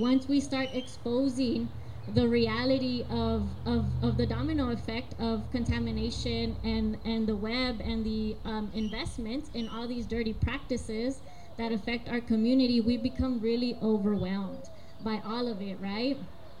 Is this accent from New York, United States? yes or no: no; Texas, United States; I grew up with airplanes flying over my home. I grew up near Leon Creek.